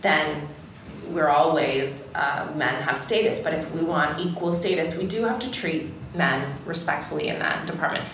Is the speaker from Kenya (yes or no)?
no; Canada; I'm Canadian